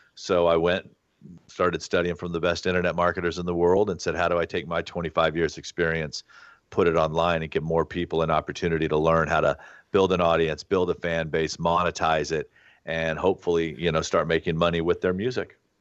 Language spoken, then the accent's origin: English; Alabama, United States; moved away; also born or lived in Los Angeles / Santa Barbara; I grew up in Alabama